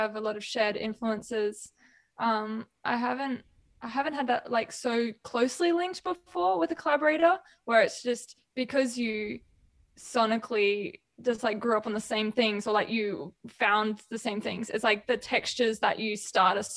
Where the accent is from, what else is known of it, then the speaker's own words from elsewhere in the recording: Queensland, Australia; I'm a Queenslander too.